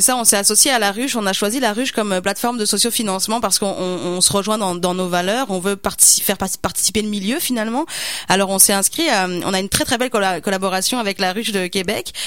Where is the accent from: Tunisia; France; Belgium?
France; now in Canada; mon accent le dit, je suis pas, je suis pas québécois.